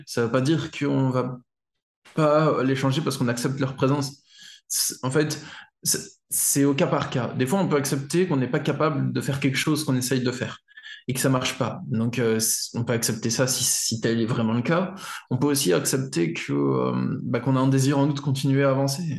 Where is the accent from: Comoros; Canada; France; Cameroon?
France; je suis un Français occidental